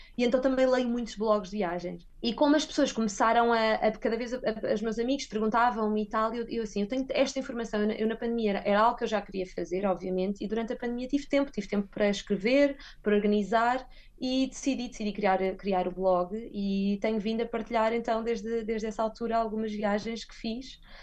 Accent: Guarda, Portugal; moved away as an adult; also born or lived in Lisbon; now in Madrid, Spain; eu, como sou da Guarda

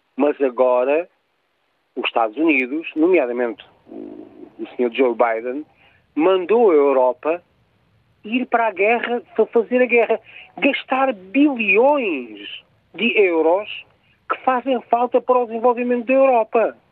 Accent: Portugal; eu, como português

